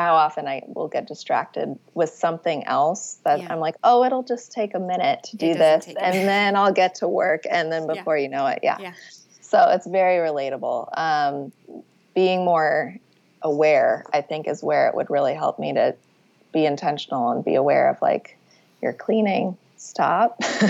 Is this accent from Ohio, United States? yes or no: no; Arizona, United States; now in New York, United States; I grew up in Arizona